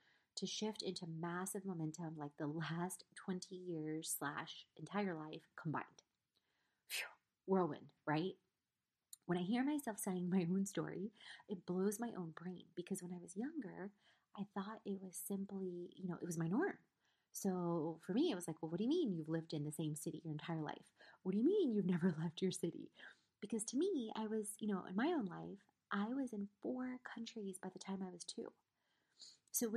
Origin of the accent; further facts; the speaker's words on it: South Carolina, United States; also born or lived in Poland / Trieste, Italy; I was born in Poland, left to a refugee camp in Trieste, Italy, which is about an hour outside of Venice, when I was 6 months old, lived there for 10 months. Then we immigrated to South Carolina